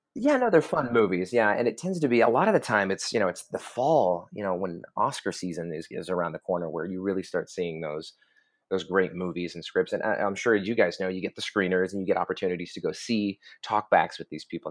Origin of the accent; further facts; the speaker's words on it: Oklahoma, United States; I'm from Oklahoma